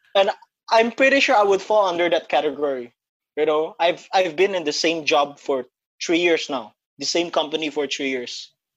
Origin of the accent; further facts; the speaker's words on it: Batam, Riau Islands, Indonesia; moved away as an adult; also born or lived in Philippines; now in Singapore; I was raised in Indonesia in Batam